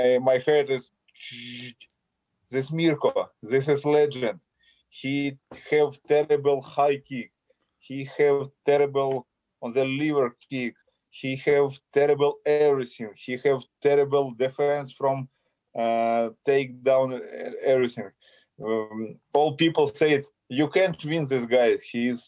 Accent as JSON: {"language": "English", "town": "Kharkiv", "region": "Kharkiv Oblast", "country": "Ukraine", "tie": "born or raised there", "second_language": "English", "said": "I born in Soviet Union and I grew up in Soviet Union. Ukrainian Republic, Soviet Union."}